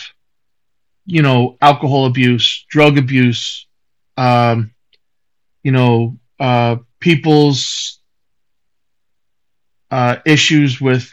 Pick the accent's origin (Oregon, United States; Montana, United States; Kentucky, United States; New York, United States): New York, United States; Long Island; moved away as an adult; now in South Carolina, United States; I'm originally from Long Island.